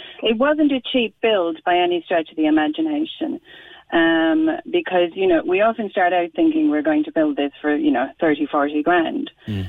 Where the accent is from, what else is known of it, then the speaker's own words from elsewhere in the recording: Cork, Munster, Ireland; moved away; also born or lived in Northumberland, United Kingdom; I come from Cork